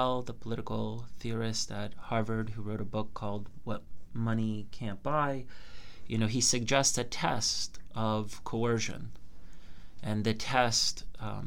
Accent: Canada; I'm Canadian

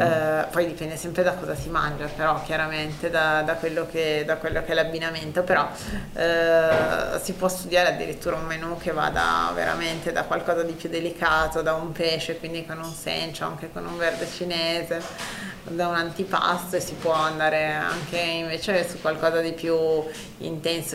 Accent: Vercelli, Piedmont, Italy; io sono di Vercelli

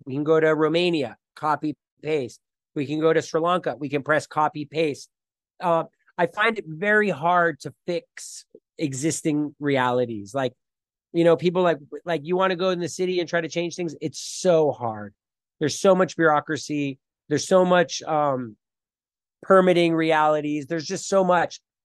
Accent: Miami, Florida, United States; now in Costa Rica; I grew up in Miami, Florida

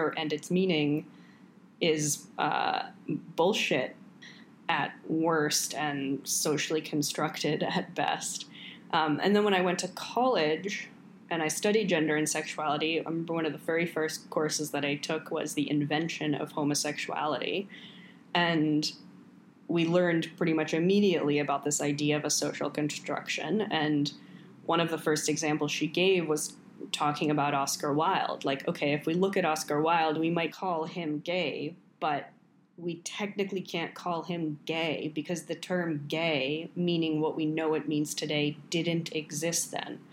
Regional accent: New York, United States; also born or lived in Paris; the town that we grew up in New York

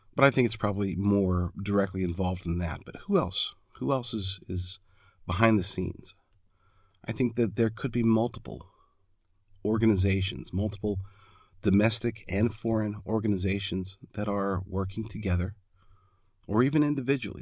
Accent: United States

